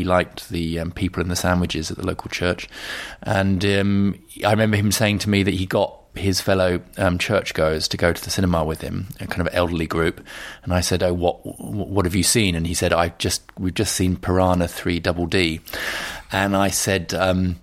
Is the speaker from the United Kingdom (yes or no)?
yes; London, United Kingdom; I was brought up in North London. I went to school in Camden.